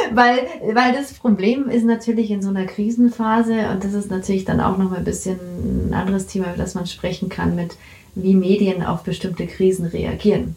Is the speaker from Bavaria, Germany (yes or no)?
yes; Bavaria, Germany; ich bin in Bayern also aufgewachsen